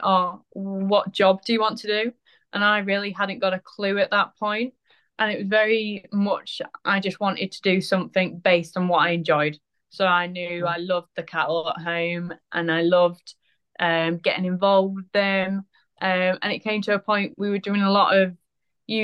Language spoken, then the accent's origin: English; Penrith, North West England, United Kingdom; I grew up in the Lake District in Penrith.